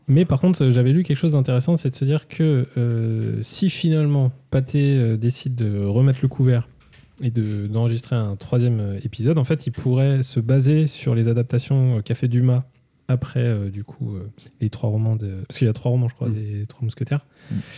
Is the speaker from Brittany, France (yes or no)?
yes; Brittany, France; chez les Retourneurs, on est, on est des Bretons on l'affirme, on est, on est des purs sang